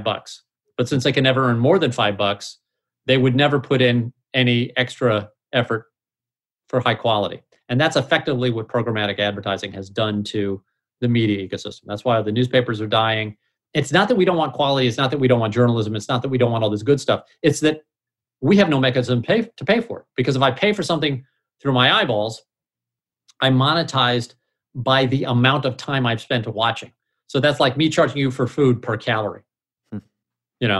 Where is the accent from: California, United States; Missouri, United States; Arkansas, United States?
Missouri, United States; I'm from Missouri